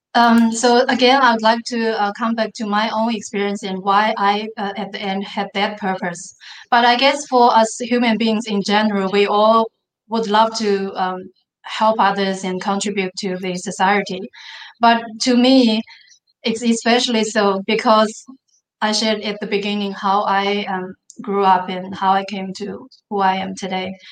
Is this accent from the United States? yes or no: no; Mongolia; English is a second language; now in Australia; I was growing up in the Mongolia, which and not only not in the big cities in the Mongolia, but a remote village in the Mongolia